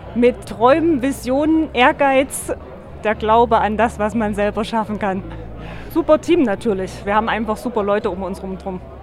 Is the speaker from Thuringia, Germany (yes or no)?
yes; Weimar, Thuringia, Germany; das ist meine Heimat